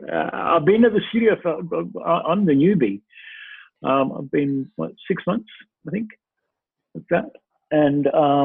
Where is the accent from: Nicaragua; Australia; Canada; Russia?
Australia; moved away; I'm Australian, as you know. I've been working with a group of actors in Australia on the Zoom thing.